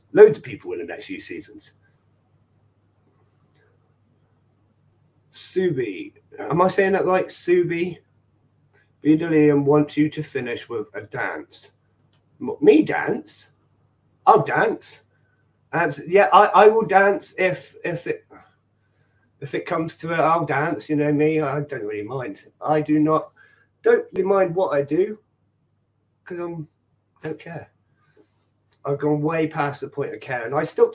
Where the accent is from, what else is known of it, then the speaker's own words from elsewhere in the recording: Ireland; I'm Irish